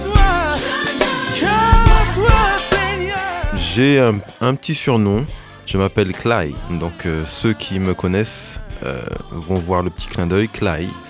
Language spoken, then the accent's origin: French; Créteil, Île-de-France, France; Je suis né à Créteil, j'ai grandi à Créteil, je suis un pur produit de Créteil